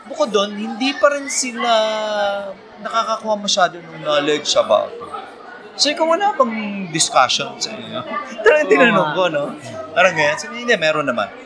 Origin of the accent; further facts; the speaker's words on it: Masbate, Bicol Region, Philippines; moved away; sa probinsya namin, sa Masbate